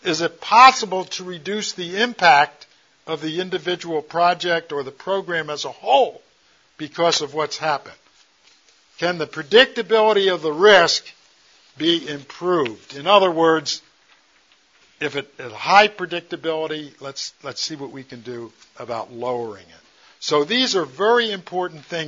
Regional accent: United States; I'm an American

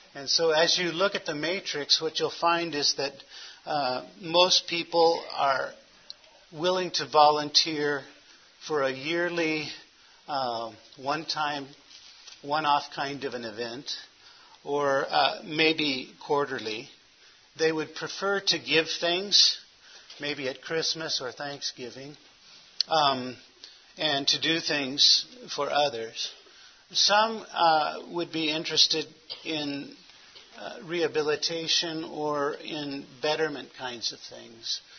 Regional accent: Los Angeles, California, United States; now in Phoenix, United States; I was born in Hollywood, California.

